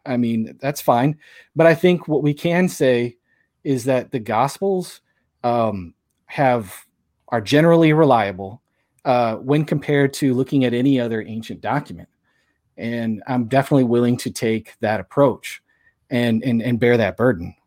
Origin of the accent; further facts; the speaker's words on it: St. Louis, Missouri, United States; I'm from Saint Louis